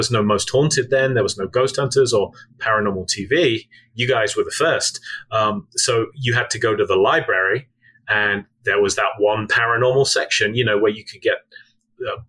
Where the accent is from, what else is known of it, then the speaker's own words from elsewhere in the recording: Midlands, United Kingdom; now in United States; I grew up in the Midlands in the UK.